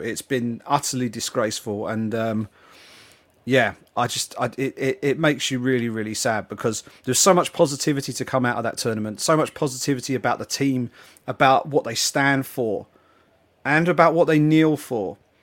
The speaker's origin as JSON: {"language": "English", "region": "England", "country": "United Kingdom", "said": "being an English football fan."}